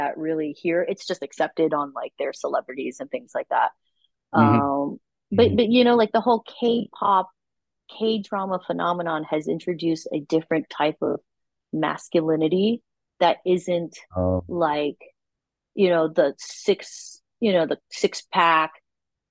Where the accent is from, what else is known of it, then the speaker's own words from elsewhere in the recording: United States; moved away as an adult; now in Taiwan; I was born in America. I grew up with like a more Western beauty standard.